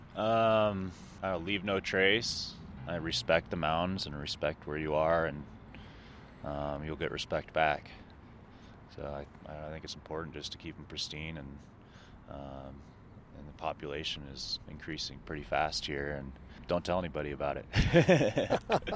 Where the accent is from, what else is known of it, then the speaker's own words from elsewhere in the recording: Bend, Oregon, United States; When I grew up here in Bend